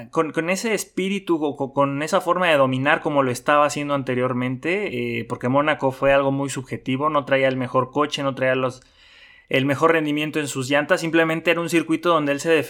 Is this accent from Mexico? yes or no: yes; Mexico; pero como mexicano, pues mm, no me gusta.